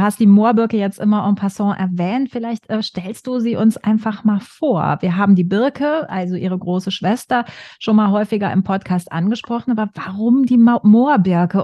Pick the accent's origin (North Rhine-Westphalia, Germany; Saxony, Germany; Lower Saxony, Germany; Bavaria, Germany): North Rhine-Westphalia, Germany; western Germany, near the Hohes Venn; ich komme aus dem Westen Deutschlands, dann in der Nähe ist das hohe Fenn, ja ne, auch alte, große Moorgegend